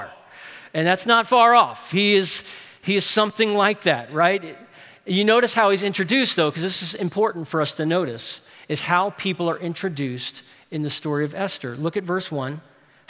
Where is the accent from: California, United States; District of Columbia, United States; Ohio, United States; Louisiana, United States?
Louisiana, United States; New Orleans; I'm from New Orleans